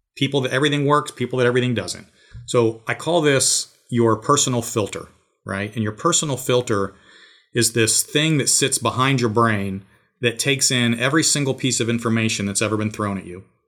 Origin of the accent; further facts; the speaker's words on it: Georgia, United States; my hometown here.